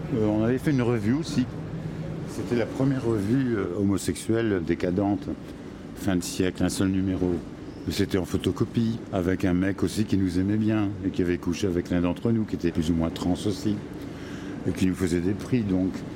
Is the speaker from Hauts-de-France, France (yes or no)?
yes; Tourcoing, Hauts-de-France, France; moved away as an adult; also born or lived in Lille / Aix-en-Provence / Montpellier; Je viens de Tourcoing